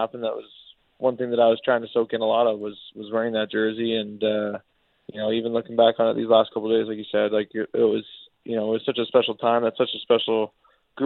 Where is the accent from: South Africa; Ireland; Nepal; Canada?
Canada; Vancouver, British Columbia; my hometown team